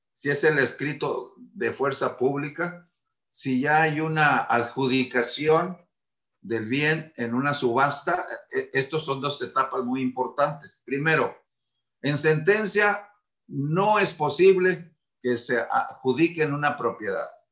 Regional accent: Mexico

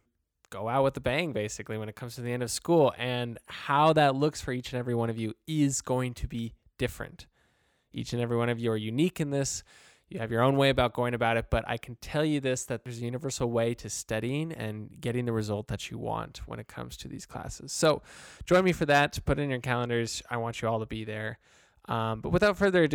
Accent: Arizona, United States; I'm from Arizona

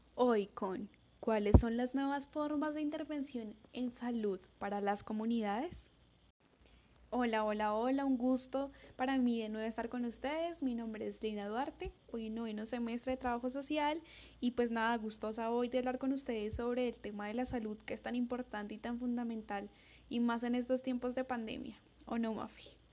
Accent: Colombia; nuestro maravilloso país

